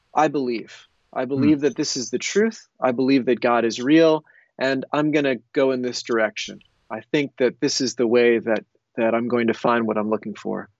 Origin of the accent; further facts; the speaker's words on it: United States; I grew up in the United States